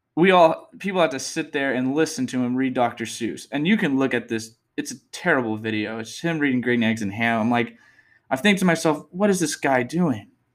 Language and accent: English; Texas, United States; I'm from Texas. Born and raised